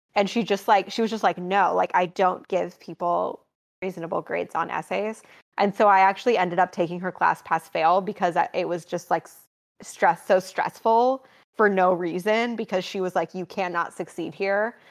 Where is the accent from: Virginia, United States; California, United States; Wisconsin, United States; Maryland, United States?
Wisconsin, United States; Green Bay; moved away as an adult; also born or lived in New York City / United Kingdom; I grew up in Wisconsin, um, in a suburb in Green Bay